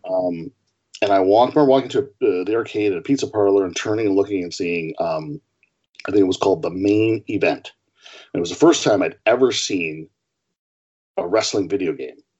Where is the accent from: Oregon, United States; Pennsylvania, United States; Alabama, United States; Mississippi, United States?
Oregon, United States; Portland; growing up in Portland, Oregon